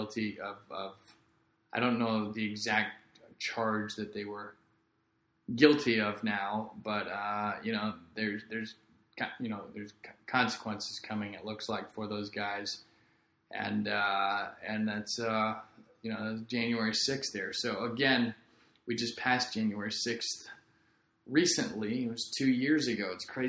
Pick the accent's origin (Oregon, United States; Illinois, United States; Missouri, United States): Missouri, United States; Rockwood School District; now in Florida, United States; my hometown, Rockwood School District in Missouri